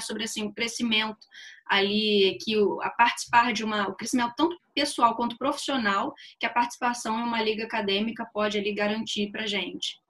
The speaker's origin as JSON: {"language": "Portuguese", "region": "Rio de Janeiro", "country": "Brazil", "said": "eu formei na UFRJ, né, aqui no Rio, sou do Rio"}